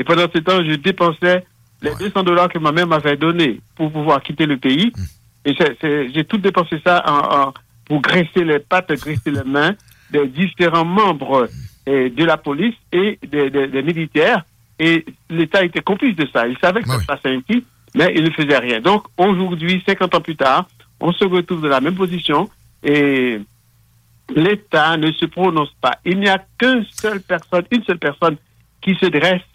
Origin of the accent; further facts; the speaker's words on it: Plateau Central, Centre, Haiti; moved away as an adult; now in Quebec, Canada; je viens du plateau, du plateau central, l'un des départements d'Haïti